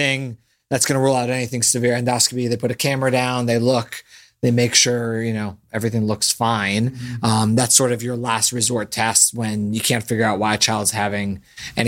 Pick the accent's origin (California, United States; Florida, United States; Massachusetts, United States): Massachusetts, United States; Boston; moved away; That's where I was born